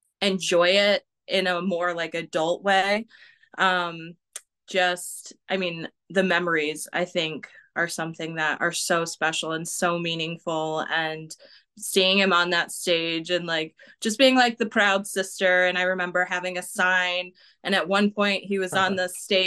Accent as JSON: {"language": "English", "region": "Michigan", "country": "United States", "said": "we're from Michigan. That's like our home base"}